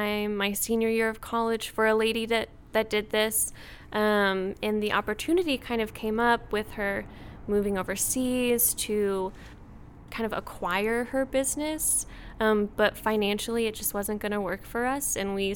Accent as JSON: {"language": "English", "town": "St. Louis", "region": "Missouri", "country": "United States", "tie": "born or raised there", "moved": "as an adult", "lives_now": "Tulsa, United States", "said": "I grew up in the St. Louis area and went to TU to run cross country"}